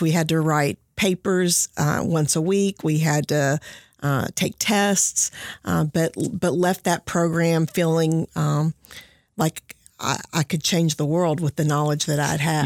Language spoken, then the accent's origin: English; Henderson County, Kentucky, United States; I came here from Henderson County.